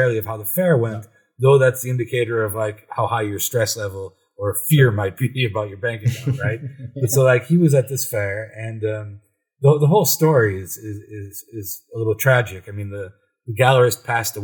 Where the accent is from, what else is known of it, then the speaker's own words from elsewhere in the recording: Cleveland, Ohio, United States; now in Brussels, Belgium; I'm from Cleveland, yeah. Ohio